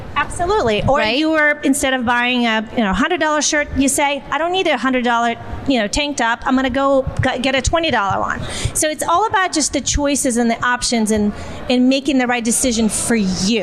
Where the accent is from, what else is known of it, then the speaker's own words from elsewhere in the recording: Siberia, Russia; moved away; my hometown in Siberia